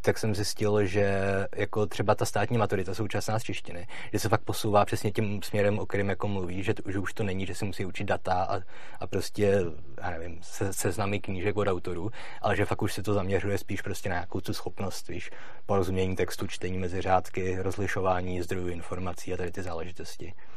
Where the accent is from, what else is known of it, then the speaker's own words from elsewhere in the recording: Litomyšl, Pardubice Region, Czechia; já pocházím z Letomišle